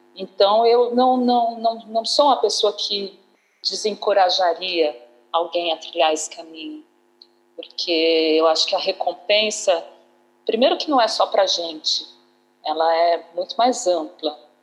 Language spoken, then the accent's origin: Portuguese; Uberlândia, Minas Gerais, Brazil; moved away as an adult; also born or lived in Campinas; Eu passei boa parte da minha vida, né, da, da, da minha juventude, da minha infância, da minha juventude no Uberlândia, em 94, eu saí de Uberlândia para fazer a, a, a, Faculdade de Artes Cênicas na Unicamp